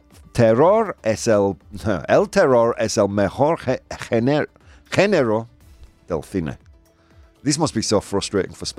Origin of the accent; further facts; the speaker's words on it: Yorkshire and the Humber, United Kingdom; moved away; I'm from Yorkshire, man. It's in my blood